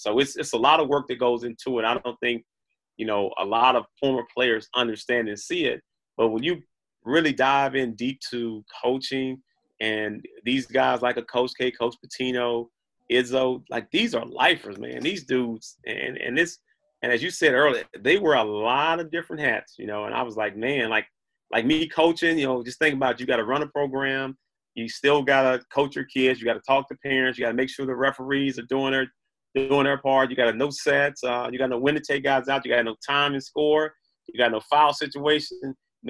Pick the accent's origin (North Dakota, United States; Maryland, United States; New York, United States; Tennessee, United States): Tennessee, United States; Memphis; like, I really grew up being a Memphis State, which is University